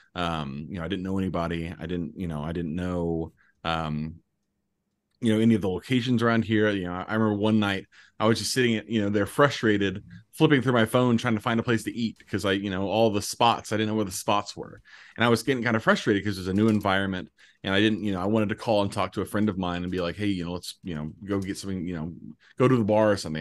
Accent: Indianapolis, Indiana, United States; moved away as an adult; I'm from Indianapolis originally

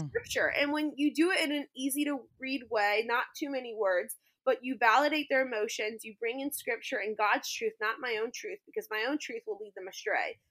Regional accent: New Orleans, Louisiana, United States; moved away as an adult; also born or lived in Texas; now in Orlando, United States; I grew up near New Orleans in public school and high school

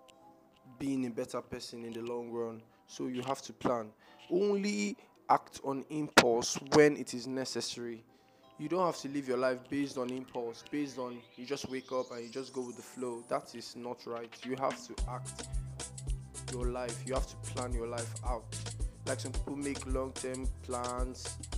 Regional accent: Nigeria; I'm a Nigerian

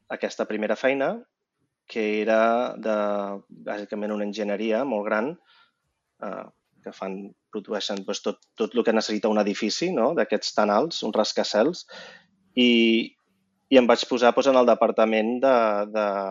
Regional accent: Vilassar de Dalt, Catalonia, Spain; moved away as an adult; also born or lived in Barcelona / United States; sóc de Barcelona i vaig créixer a Vilassar de Dalt.

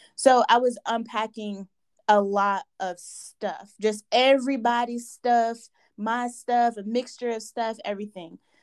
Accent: Nigeria; I am a Nigerian woman

